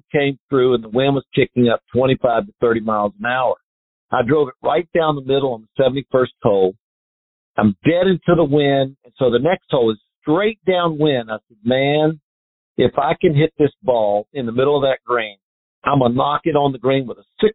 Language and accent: English; North Carolina, United States; Growing up in North Carolina